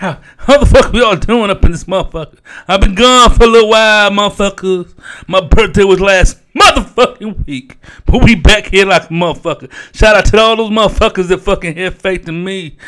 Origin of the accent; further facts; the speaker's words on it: Savannah, Georgia, United States; now in Houston, United States; Yeah, man, this is … up in here, man, from Houston. But I'm really from Savannah, man.